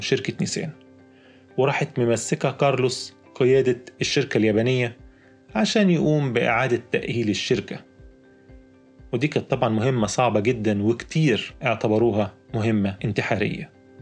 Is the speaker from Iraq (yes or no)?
no; Egypt; عندنا في مصر